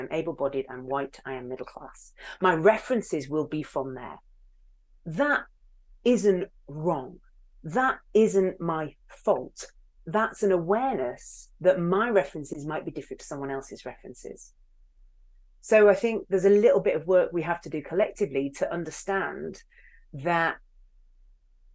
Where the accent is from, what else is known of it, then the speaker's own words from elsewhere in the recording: Hull, Yorkshire and the Humber, United Kingdom; I am from Hull